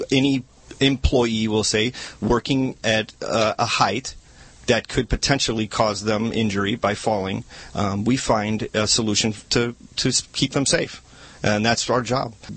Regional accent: Chicago, Illinois, United States; moved away as an adult; now in Valencia, United States; I was born and raised in Chicago, Illinois. Lived there for the first 30 years of my life

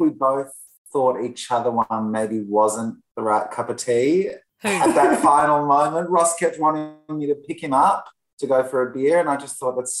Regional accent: Melbourne, Victoria, Australia; I'm the Australian one, Melbourne born and bred.

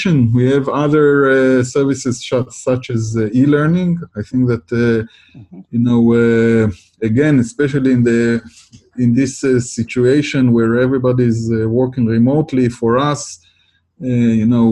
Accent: Israel; I come from Israel

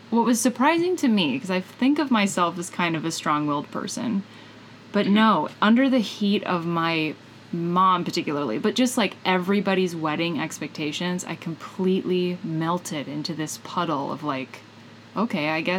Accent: Midwest, United States; I'm from the Midwest

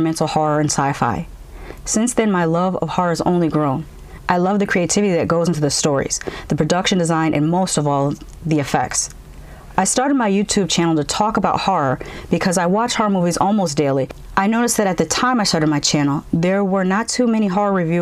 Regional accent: Central Connecticut, United States; I was very fortunate to grow up in a part of Central Connecticut

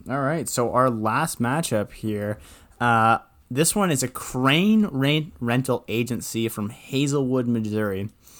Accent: Ontario, Canada; I was saying from Ontario.

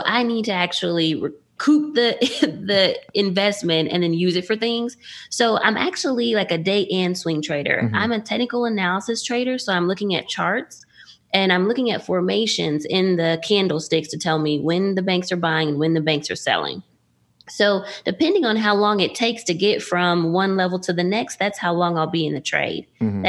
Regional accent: Dallas, Texas, United States; I grew up in Dallas area. I went to Bowie.

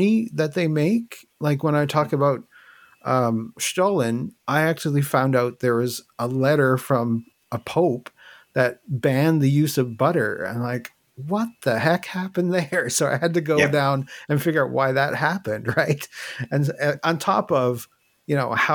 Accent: Newfoundland and Labrador, Canada; I'm originally from Newfoundland, so that's where I am now.

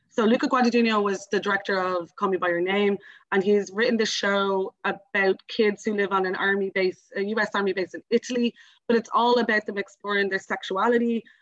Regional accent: Dublin, Leinster, Ireland; I live in Ringsend. I'm from Ringsend. All my family are from Ringsend

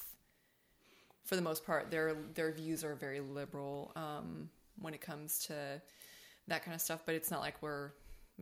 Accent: Northwest Indiana, United States; now in Texas, United States; I grew up in Northwest Indiana. We were about maybe an hour away from Chicago.

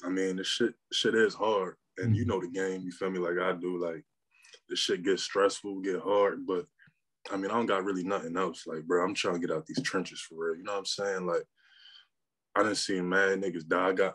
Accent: Trenton, New Jersey, United States; also born or lived in Pennsylvania; I'm from Trenton, New Jersey

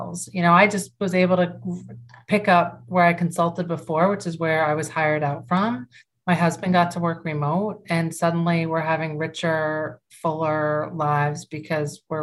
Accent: York, Maine, United States; moved away as an adult; also born or lived in Chicago; my hometown in York, Maine

